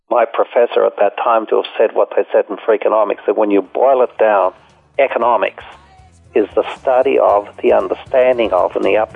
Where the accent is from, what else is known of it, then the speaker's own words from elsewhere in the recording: Australia; moved away; I came here from Australia and I stayed and.